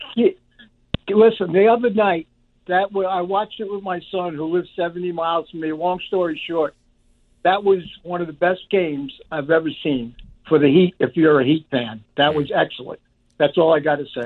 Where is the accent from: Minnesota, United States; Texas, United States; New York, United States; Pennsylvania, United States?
New York, United States; New York City; also born or lived in Harlem; now in West Palm Beach, United States; I'm Italian from the Bronx